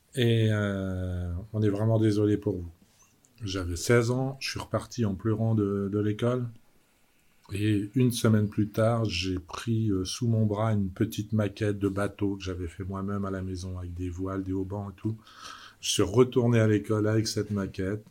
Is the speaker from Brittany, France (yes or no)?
yes; Brittany, France; moved away as an adult; also born or lived in Vallée de Joux, Switzerland / Geneva, Switzerland; je suis rentré en Bretagne, retrouvé le sable et la mer et les copains.